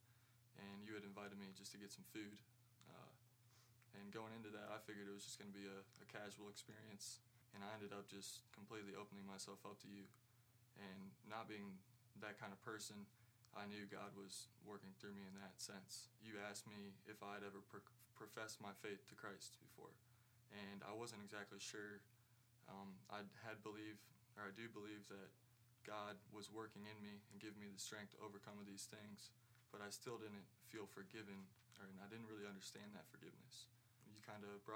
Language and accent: English; Tallmadge, Ohio, United States; I'm from Ogador, Ohio